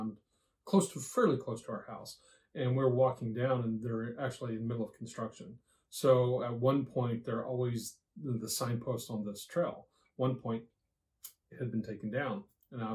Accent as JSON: {"language": "English", "region": "Texas", "country": "United States", "accent": "southern drawl", "said": "I am Texan, or from Texas, sorry, Texas"}